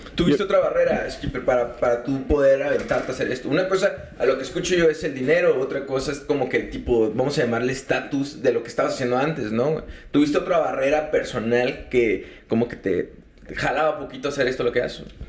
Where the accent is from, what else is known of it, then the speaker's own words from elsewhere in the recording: Sonora, Mexico; nosotros venimos de Sonora